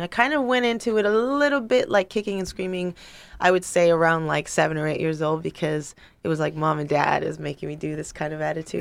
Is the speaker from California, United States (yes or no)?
yes; Los Angeles, California, United States; I'm from North Hollywood. I was born